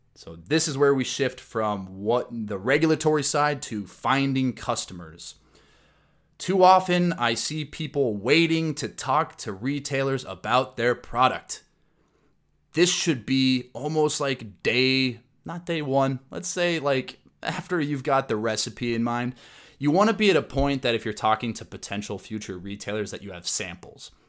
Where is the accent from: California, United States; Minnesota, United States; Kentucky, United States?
Minnesota, United States; Minneapolis; my hometown of the Twin Cities